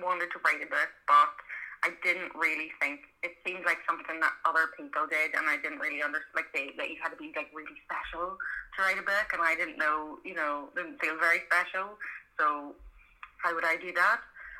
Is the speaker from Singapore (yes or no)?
no; County Monaghan, Ireland; accent: Belfast; now in Belfast, United Kingdom; I'm actually from the south, so I'm from Monaghan, which is a place that nobody's ever heard of, but I have lived in Belfast for about 15 years, and have now got like kind of a Belfast accent.